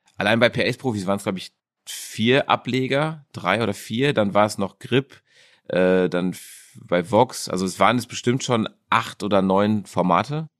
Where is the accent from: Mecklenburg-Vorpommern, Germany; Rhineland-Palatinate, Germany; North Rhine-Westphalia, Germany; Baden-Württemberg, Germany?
North Rhine-Westphalia, Germany; Dortmund; also born or lived in South Africa; Ich bin Dortmunder Junge. Ich bin in der Innenstadt geboren mhm. und äh, habe dann äh, Großteil meiner Jugend in Dortmund verbracht. Äh, den anderen Teil habe ich in Südafrika verbracht